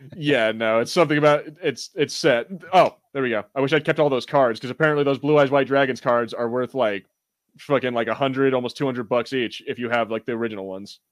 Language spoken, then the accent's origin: English; United States; I'm American, and, you know, we are tone deaf for accents